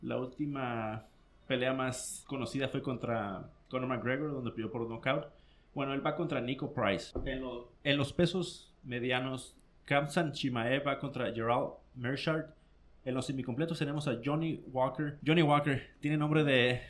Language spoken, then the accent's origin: Spanish; Mexicali, Baja California, Mexico; now in United States; aquí en mi ciudad natal